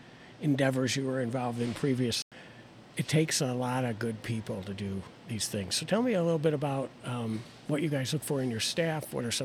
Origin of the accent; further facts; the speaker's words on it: Chicago, Illinois, United States; moved away; I grew up in Chicago, and there was a tavern on every corner.